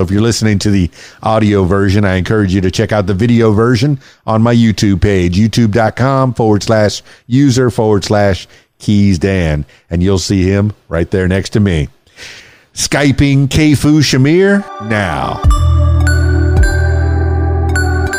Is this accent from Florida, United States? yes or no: yes; Miami, Florida, United States; I grew up in Miami